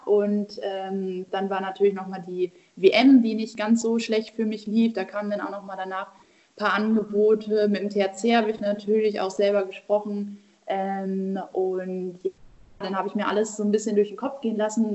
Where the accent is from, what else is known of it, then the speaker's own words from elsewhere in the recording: Buxtehude, Lower Saxony, Germany; Ich bin aktuell in Buxtehude, in meiner Heimatstadt bei meiner Familie